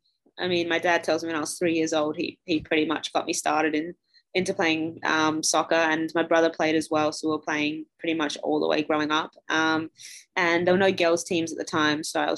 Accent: Adelaide, South Australia, Australia; moved away as an adult; also born or lived in Melbourne; now in Louisville, United States; I'm from Adelaide in Australia. So it's South Australia. And it's one of the smaller cities, but still big. I love where I come from.

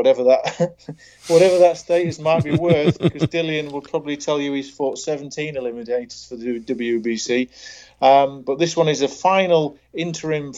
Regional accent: Doncaster, Yorkshire and the Humber, United Kingdom; born or raised there

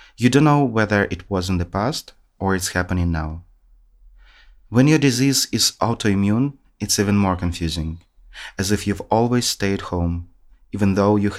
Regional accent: Moldova; now in Germany; I come from the Republic of Moldova, which is in Eastern Europe

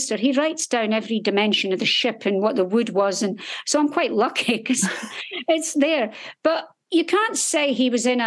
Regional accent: Scotland, United Kingdom; I was in the military, but I was actually a nurse in the Royal Navy, and I'm from Scotland

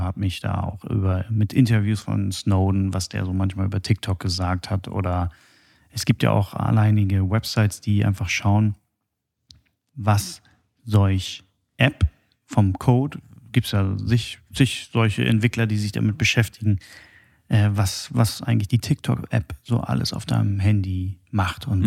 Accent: Germany; bei uns in Deutschland alles äh, so geregelt ist

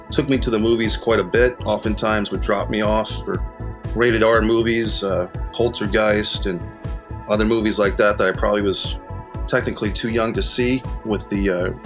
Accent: Arlington, Virginia, United States; also born or lived in Rhode Island; I spent my childhood going back and forth between Northern Virginia for elementary school, middle school, and high school

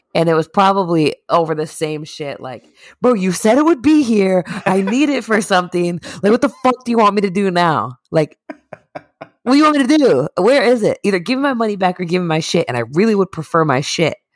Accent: Northeast, United States; we're from the Northeast.

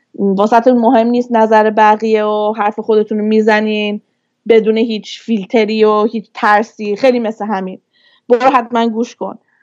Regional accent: Vancouver, British Columbia, Canada; born or raised there; moved away as an adult; also born or lived in Turkey; now in Toronto, Canada

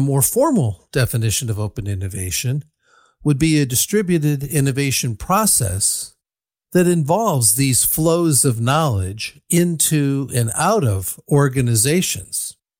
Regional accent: Ann Arbor, Michigan, United States; born or raised there; now in Berkeley, United States

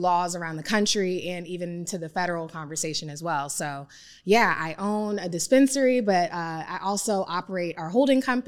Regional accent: Prince George's County, Maryland, United States; I am born and raised in Prince George's County, Maryland, where I now operate

